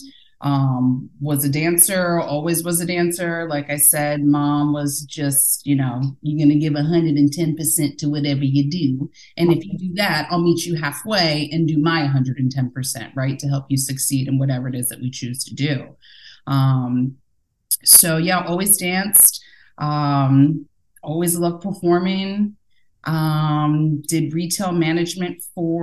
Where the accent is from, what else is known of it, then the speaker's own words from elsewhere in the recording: Northern Virginia, United States; born and raised in Northern Virginia, a very diverse area